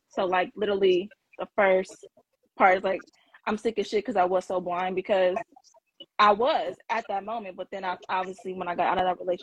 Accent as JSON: {"language": "English", "region": "California", "country": "United States", "said": "So I'm from Cali."}